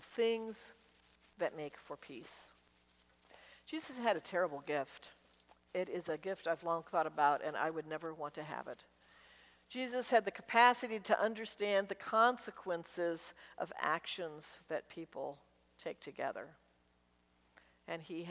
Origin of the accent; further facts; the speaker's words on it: Washington, District of Columbia, United States; I grew up in Washington, D.C.